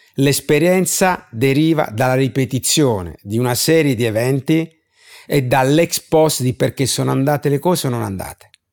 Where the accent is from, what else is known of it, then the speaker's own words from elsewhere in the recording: Bari, Apulia, Italy; pur vivendo in una città, Bari